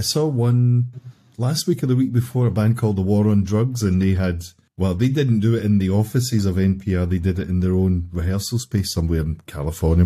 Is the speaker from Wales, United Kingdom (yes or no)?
no; Glasgow, Scotland, United Kingdom; my hometown